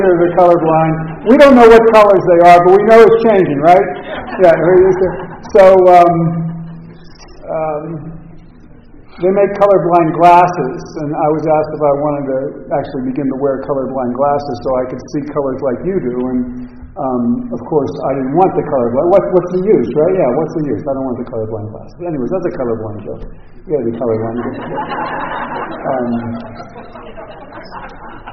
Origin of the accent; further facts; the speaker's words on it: Los Angeles, California, United States; also born or lived in Pittsburgh; I'm from Los Angeles. My wife is at home in L.A. right now